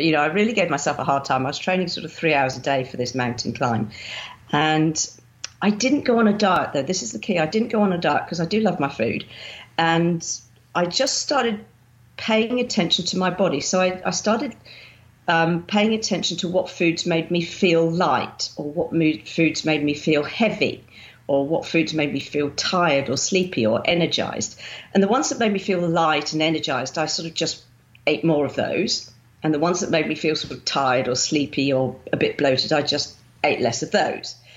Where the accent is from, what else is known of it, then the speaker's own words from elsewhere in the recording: Winchester, South East England, United Kingdom; moved away as an adult; also born or lived in Romsey; now in Melbourne, Australia; I grew up in Winchester